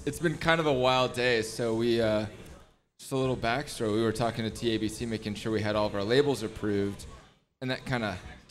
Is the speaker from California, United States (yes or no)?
no; Fort Worth, Texas, United States; I'm actually from Texas